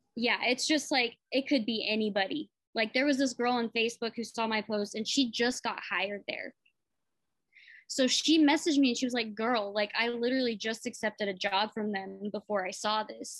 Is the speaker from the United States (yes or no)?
yes; Muskogee, Oklahoma, United States; I was raised in Muskogee, so I just spent a lot of time in Tulsa, like as a kid